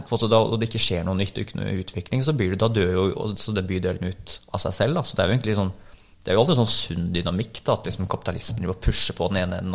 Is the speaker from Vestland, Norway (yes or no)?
no; Bærum, Akershus, Norway; also born or lived in Oslo; jeg er født i Oslo, og så vokste opp i Bærum